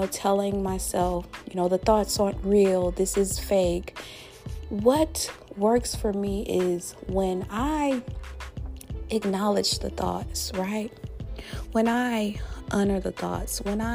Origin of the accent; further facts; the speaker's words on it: Louisiana, United States; my home state, my beloved state, that boot state of Louisiana